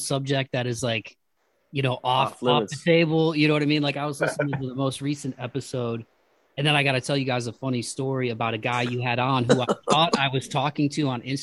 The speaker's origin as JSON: {"language": "English", "town": "Toledo", "region": "Ohio", "country": "United States", "tie": "born or raised there", "said": "growing up in like Toledo, Ohio, and like being middle class"}